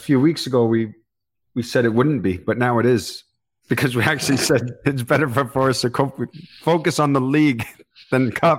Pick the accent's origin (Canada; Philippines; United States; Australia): Canada; If I wore gloves being a Canadian, there was times it was snowing.